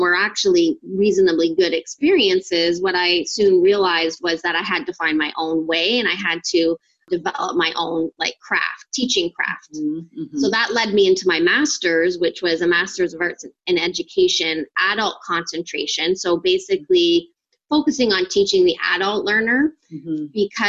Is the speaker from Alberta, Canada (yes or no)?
no; Ontario, Canada; I'm from Canada and Ontario, actually